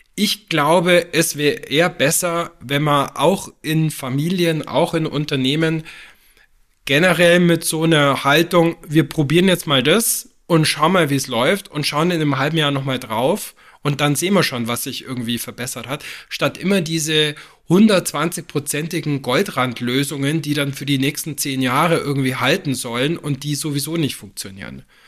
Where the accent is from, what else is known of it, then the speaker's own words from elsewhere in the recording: Füssen, Bavaria, Germany; moved away; Ich bin in Füssen aufgewachsen, nach vielen Jahren im Flach und im Ausland schaue ich jetzt auf die Berge meiner Kindheit, bloß von der anderen Seite